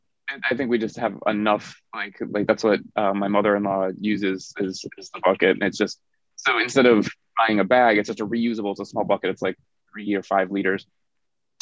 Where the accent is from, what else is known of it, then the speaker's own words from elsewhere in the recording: Northeast Wisconsin, United States; moved away as an adult; now in South Korea; I'm from Northeast Wisconsin, so we don't really have pigs, we have cows.